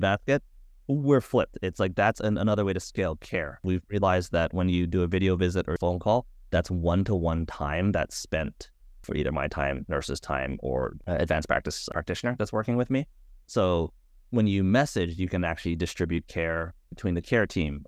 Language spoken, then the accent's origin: English; Hawaii, United States; moved away; I'm from Hawaii originally, back home with one of the local hospitals